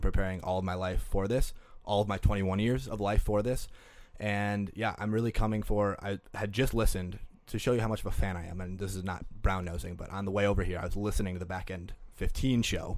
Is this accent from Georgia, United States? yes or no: no; Green Bay, Wisconsin, United States; now in Minneapolis, United States; I'm from Green Bay, Wisconsin, which you can get anywhere in fifteen minutes